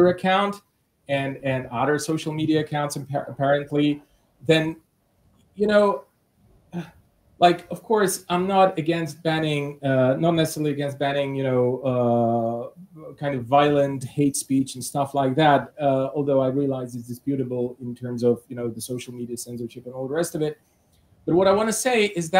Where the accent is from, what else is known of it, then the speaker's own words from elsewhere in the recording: Bulgaria; I come from Bulgaria